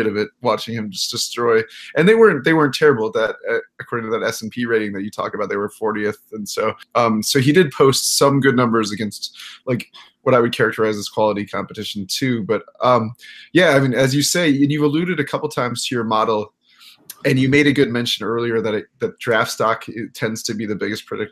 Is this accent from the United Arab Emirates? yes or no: no; Iowa, United States; I was born in Iowa